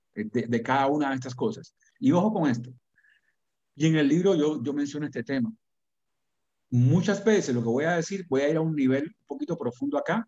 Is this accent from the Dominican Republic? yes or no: no; Cuba; now in United States; que yo experimenté siendo niño en Cuba